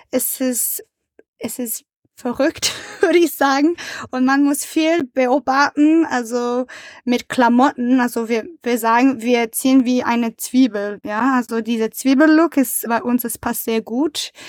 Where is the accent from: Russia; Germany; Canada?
Canada; German is a second language; Ich komme aus Kanada. Wenn man hört ein bisschen meine Stimme an oder meine Deutsch ist nicht perfekt